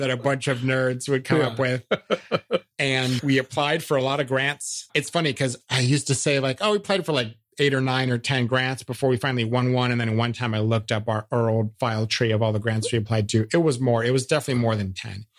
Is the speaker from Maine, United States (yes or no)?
no; Cleveland, Ohio, United States; also born or lived in Dayton, Ohio; growing up in Northern Ohio